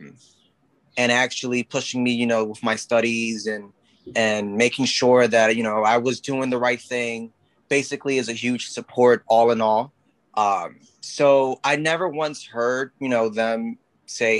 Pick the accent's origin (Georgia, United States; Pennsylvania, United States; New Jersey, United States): Pennsylvania, United States; Philadelphia; your average Puerto Rican guy who, you know, was born and raised in North Philadelphia.